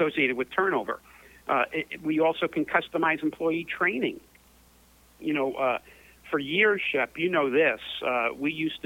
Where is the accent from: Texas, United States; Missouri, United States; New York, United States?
New York, United States; New York City; Born and raised in New York City, in the Chelsea section of New York